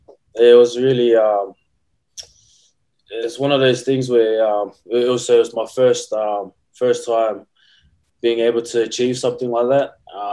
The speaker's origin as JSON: {"language": "English", "town": "Brisbane", "region": "Queensland", "country": "Australia", "tie": "born or raised there", "moved": "as an adult", "lives_now": "Canberra, Australia", "said": "I was born in Brisbane too."}